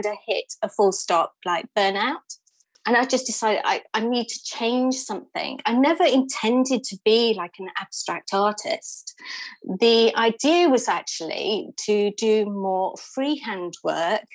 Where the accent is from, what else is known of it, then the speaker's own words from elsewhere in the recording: United Kingdom; also born or lived in London; I moved from London back up here to sort of where I'm from in the middle of the UK.